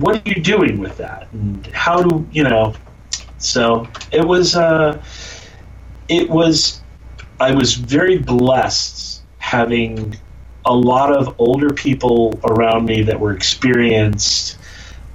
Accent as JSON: {"language": "English", "town": "Jackson", "region": "New Jersey", "country": "United States", "tie": "born or raised there", "said": "I grew up in Jackson, New Jersey, in the middle of kind of nowhere"}